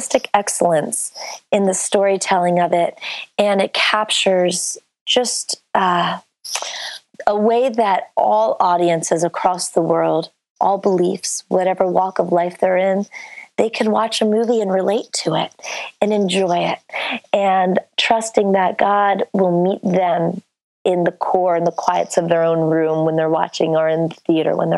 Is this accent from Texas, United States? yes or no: no; Bethlehem, Pennsylvania, United States; also born or lived in California; now in New York City, United States; I was born in Bethlehem, Pennsylvania